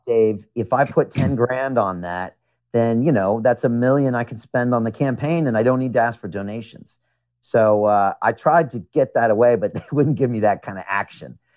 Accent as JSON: {"language": "English", "country": "United States", "tie": "born or raised there", "also_born_or_lived": "Chicago / New York", "moved": "as an adult", "lives_now": "London, United Kingdom", "said": "I am an American. I was born in America"}